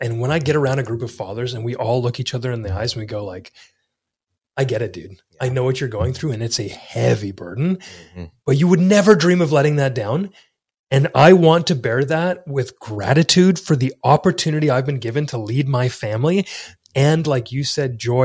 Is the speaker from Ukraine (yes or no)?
no; Canada; come to Texas as a Canadian